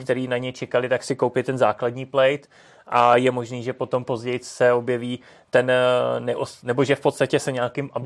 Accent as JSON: {"language": "Czech", "country": "Czechia"}